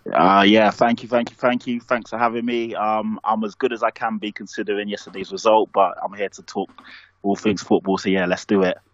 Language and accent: English; London, United Kingdom; I'm black and I'm from Tottenham